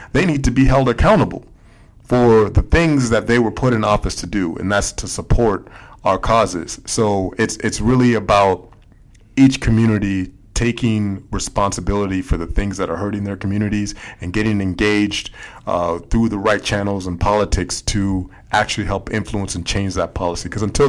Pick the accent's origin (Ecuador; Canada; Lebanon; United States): United States; Minneapolis, Minnesota; now in Washington, United States; I come from Minneapolis, where our teams ain't much better